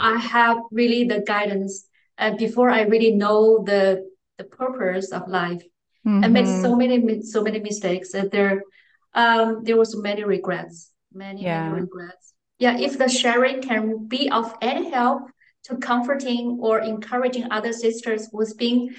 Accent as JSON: {"language": "English", "region": "Beijing", "country": "China", "tie": "born or raised there", "second_language": "English", "moved": "yes", "lives_now": "Frankfurt, Germany", "said": "I was born and raised in Beijing, the capital city of China"}